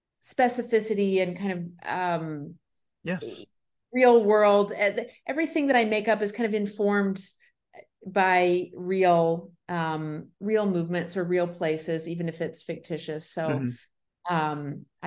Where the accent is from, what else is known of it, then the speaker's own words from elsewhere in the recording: Sarasota, Florida, United States; I was born in Sarasota, Florida, and spent the first few years of my life near there in South Florida.